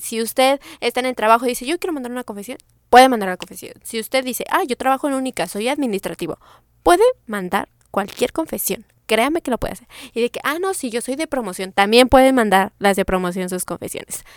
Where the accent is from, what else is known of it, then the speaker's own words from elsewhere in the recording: Mexico City, Mexico; mi ciudad natal, o sea, Ciudad de México